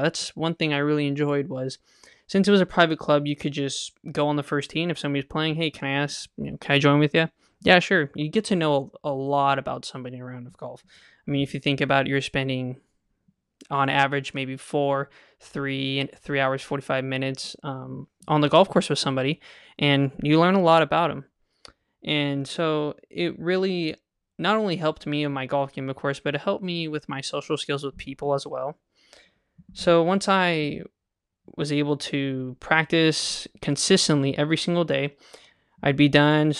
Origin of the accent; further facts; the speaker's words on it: Kingsburg, California, United States; I grew up in Kingsburg, California